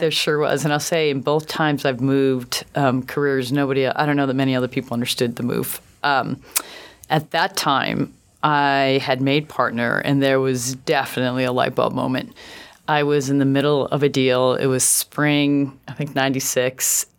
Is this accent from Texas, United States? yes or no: no; Buffalo, New York, United States; I grew up in Buffalo, New York, which I loved